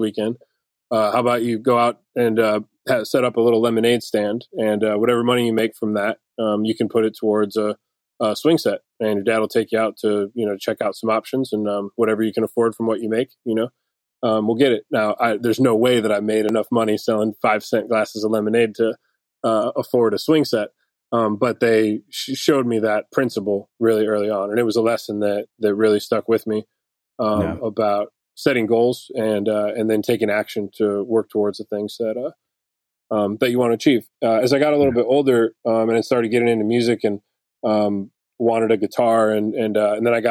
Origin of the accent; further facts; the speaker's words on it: Detroit, Michigan, United States; now in Nashville, United States; I grew up in Detroit